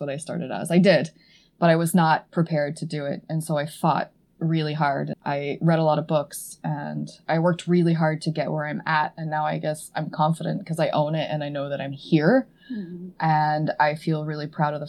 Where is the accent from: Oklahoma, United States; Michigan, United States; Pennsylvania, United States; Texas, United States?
Oklahoma, United States; Edmond; moved away as an adult; also born or lived in Stillwater, Oklahoma; now in Boston, United States; I grew up in Edmond